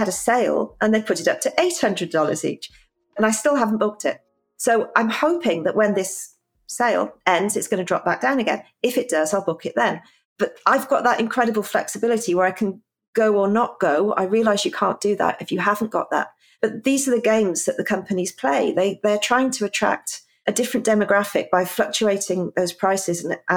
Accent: London, United Kingdom; as a Londoner

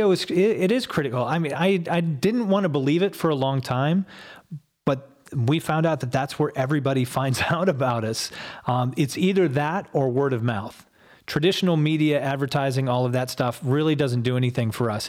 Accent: Ann Arbor, Michigan, United States; moved away as an adult; also born or lived in Chelsea, Michigan / Oklahoma; now in Columbus, United States; I lived in and around Ann Arbor all the way through high school

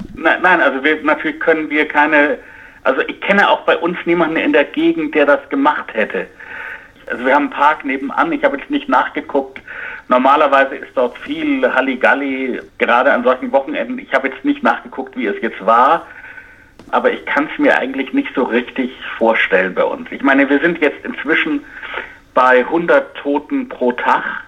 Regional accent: United States; als Amerikaner

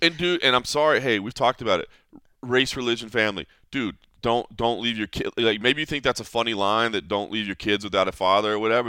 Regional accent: Texas, United States; moved away; my home state of Texas

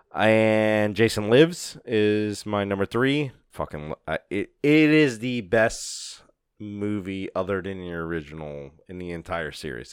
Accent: New Orleans, Louisiana, United States; We're from New Orleans

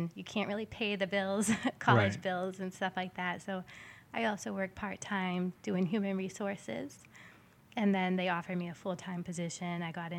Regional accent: Gloucester, Massachusetts, United States; I grew up in Gloucester, in Magnolia, so right where the shop is, and it's a beautiful area. There's the ocean's right there.

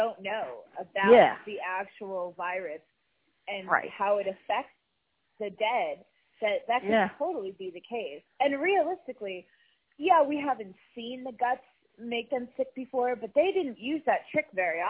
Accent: New York, United States; now in Georgia, United States; I'm from New York originally.

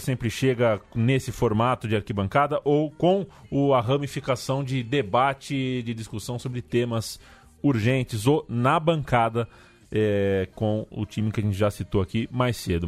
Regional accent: Brazil; sou brasileiro.

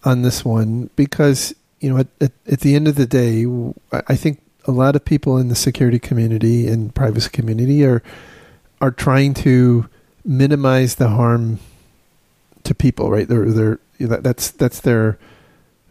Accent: United States; as an American

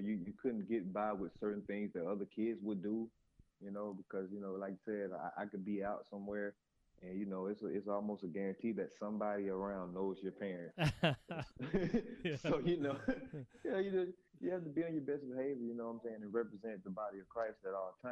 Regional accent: Selma, Alabama, United States; We actually had a great childhood growing up here in Selma

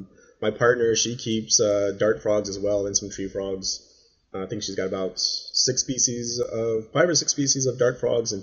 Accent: San Antonio, Texas, United States; And where I grew up in San Antonio, our house, I grew up on, I'm an Air Force brat, so I grew up in the Air Force

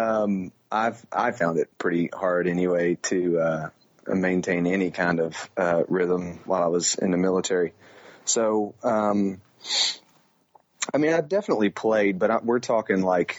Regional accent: Floyds Knobs, Indiana, United States; I grew up on Valley View Golf Club, which is just a little muni in Floyd's Knobs, Indiana

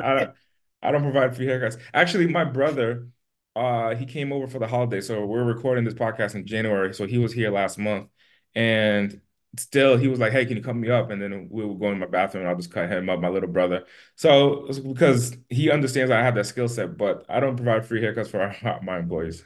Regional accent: Haiti; now in Las Vegas, United States; I'm from Haiti, and my family's from Haiti

